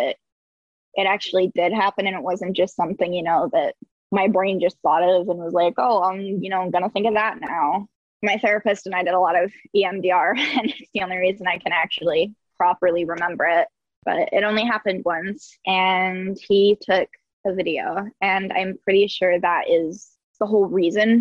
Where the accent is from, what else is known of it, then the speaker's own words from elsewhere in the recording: Saratoga County, New York, United States; I was right on the cusp of Saratoga County and Warren County, but it's this little trailer park